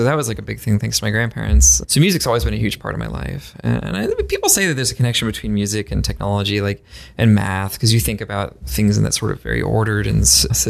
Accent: Maryland, United States; I was growing up in Maryland. The summers are really hot.

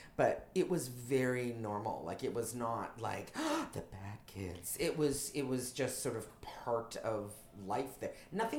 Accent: Toronto, Ontario, Canada; Canadian. I'm from uh-huh. Toronto. Mm-hmm. And that's, you can tell I'm Canadian because I say Toronto. I don't say Toronto.

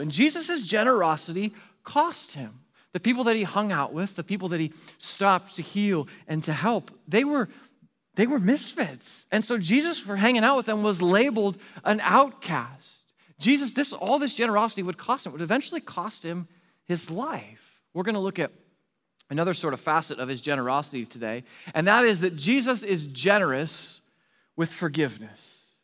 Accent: Pacific Northwest, United States; moved away as an adult; also born or lived in Arizona; my wife and I moved from the Pacific Northwest, where we grew up. We moved to Arizona for a job there.

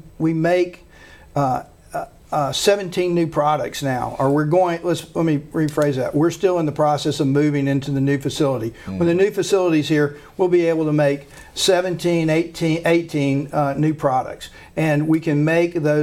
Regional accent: Shreveport, Louisiana, United States; I give Shreveport all the credit for my success, because I was raised, born, trained here

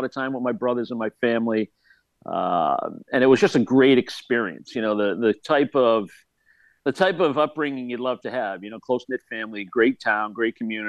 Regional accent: Melrose, Massachusetts, United States; Yeah, it was a great sports town. It was a blue-collar kind of community, close-knit, great sports, great education, great families.

